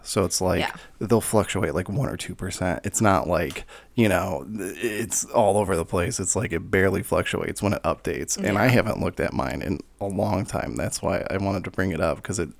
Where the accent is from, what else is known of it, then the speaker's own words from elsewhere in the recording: United States; to us stupid Americans.